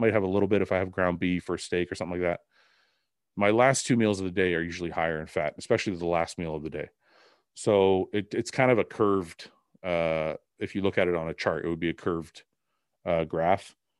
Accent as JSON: {"language": "English", "country": "Canada", "said": "I'm Canadian"}